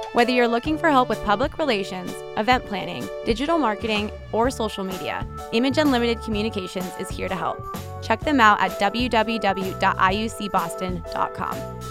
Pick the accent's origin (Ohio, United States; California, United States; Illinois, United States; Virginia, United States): California, United States; I'm from California, so I'm also a hugger